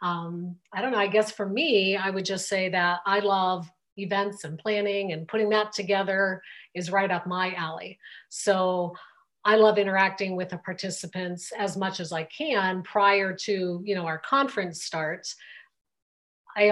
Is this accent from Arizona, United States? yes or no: no; Pittsburgh, Pennsylvania, United States; now in Colorado, United States; we are from the Pittsburgh, Pennsylvania area. And so we still have a lot of family back there.